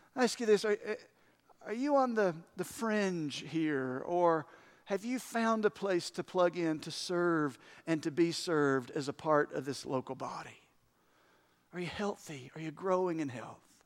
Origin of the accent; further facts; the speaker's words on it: United States; I'm proud of being American